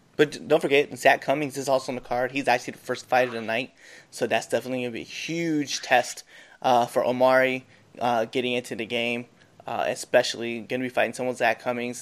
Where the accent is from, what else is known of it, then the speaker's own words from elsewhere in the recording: Nebraska, United States; we're from Nebraska